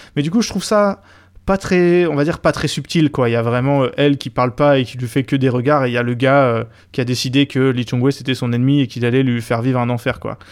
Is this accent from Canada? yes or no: no; France; en tant que Français